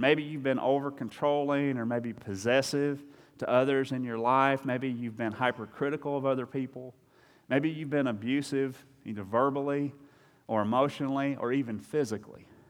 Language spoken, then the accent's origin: English; Eastern Kentucky, United States; I'm from Eastern Kentucky